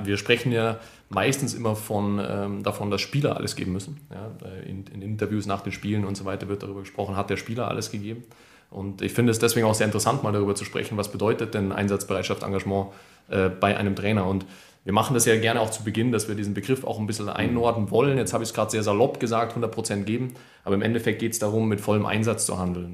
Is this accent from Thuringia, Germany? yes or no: no; Munich, Bavaria, Germany; München ist meine Heimat